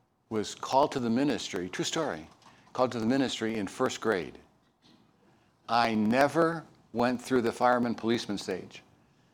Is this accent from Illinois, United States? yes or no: yes; Chicago, Illinois, United States; moved away; also born or lived in East Texas / Dallas-Fort Worth, Texas / Minnesota; I am from Chicago